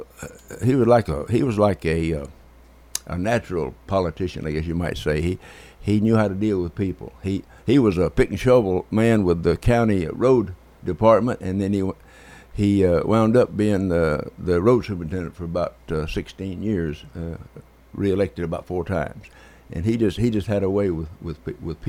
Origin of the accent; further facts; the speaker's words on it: Theta, Tennessee, United States; I grew up in a village called Theta, T-H-E-T-A, Theta, Tennessee. It's between Santa Fe and Spring Hill.